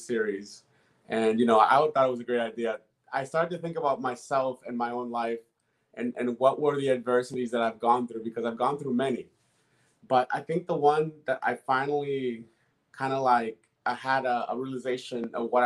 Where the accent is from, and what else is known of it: Boston, Massachusetts, United States; born or raised there; first language Spanish; English is a second language; also born or lived in Dominican Republic